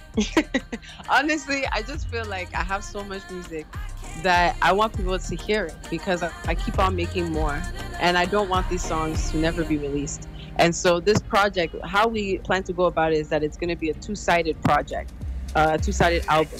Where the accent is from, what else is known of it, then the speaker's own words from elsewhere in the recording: Montreal, Quebec, Canada; I was born in Canada in Montreal um, and raised here my entire life.